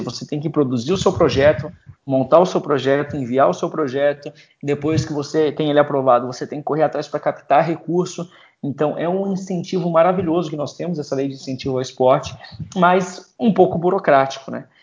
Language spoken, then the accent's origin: Portuguese; Florianópolis, Santa Catarina, Brazil; Eu sou lá de Floripa